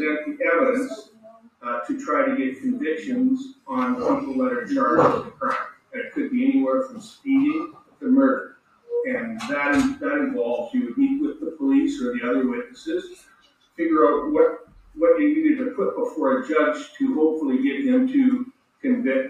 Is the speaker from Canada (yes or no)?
yes; Biggar, Saskatchewan, Canada; I grew up in Bigger, Saskatchewan, which is a small town